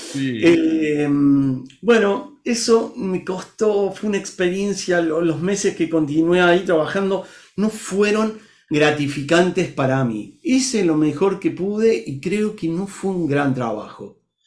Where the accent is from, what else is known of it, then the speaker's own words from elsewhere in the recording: Argentina; moved away as an adult; now in Brazil; soy argentino viviendo en Brasil hace ya casi 10 años